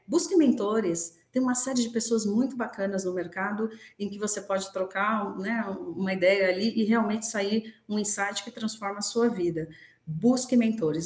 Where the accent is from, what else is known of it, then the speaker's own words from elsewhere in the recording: Brazil; nós, como brasileiros